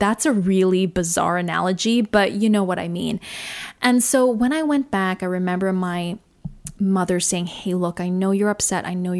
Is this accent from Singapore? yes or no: yes; Singapore; born there; accent: Australian; yes, I was born in Singapore. Singapore is my home, but I didn't necessarily feel connected to that country or to the people there.